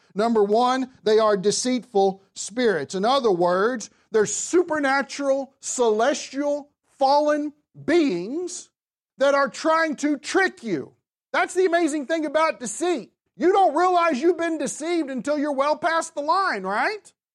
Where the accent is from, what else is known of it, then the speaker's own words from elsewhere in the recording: the South, United States; I'm from the South